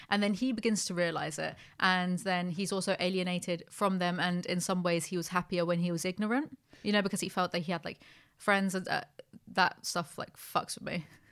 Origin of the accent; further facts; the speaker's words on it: United Kingdom; I'm very British